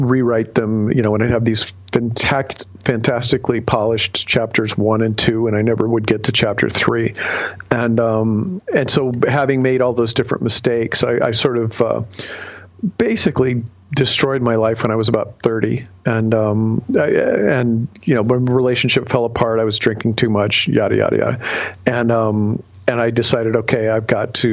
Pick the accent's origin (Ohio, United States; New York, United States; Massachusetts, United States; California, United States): Ohio, United States; growing up in Ohio